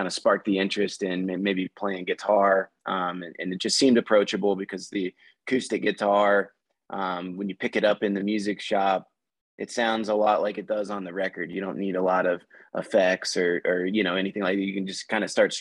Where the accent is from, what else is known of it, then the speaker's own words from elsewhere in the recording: Northern Kentucky, United States; I grew up in Northern Kentucky, about 20 minutes south of Cincinnati, Ohio